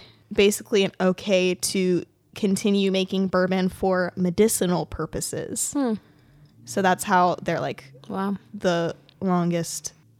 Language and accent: English; Kentucky, United States; moved away; I'm from Kentucky.